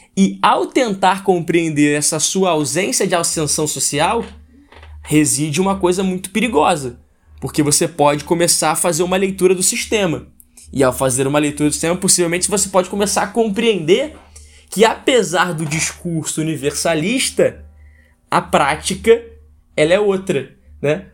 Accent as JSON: {"language": "Portuguese", "country": "Brazil", "said": "a gente como brasileiro"}